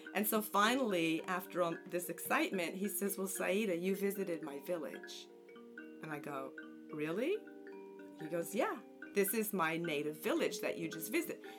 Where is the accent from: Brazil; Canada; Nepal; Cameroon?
Canada; Montreal, Quebec; moved away as an adult; now in New Jersey, United States; I'm originally from Montreal, Canada. And I've been in New Jersey since I married in 1984.